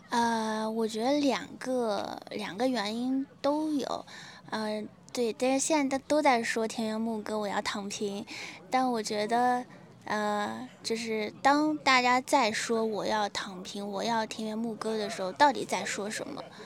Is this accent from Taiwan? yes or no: no; China; 我一个中国人